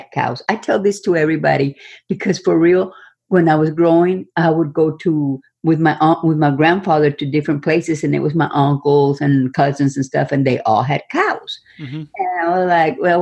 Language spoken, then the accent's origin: English; Robstown, Texas, United States; I come from Texas, a small town suburb of Corpus Christi, Texas. It was called Ropstown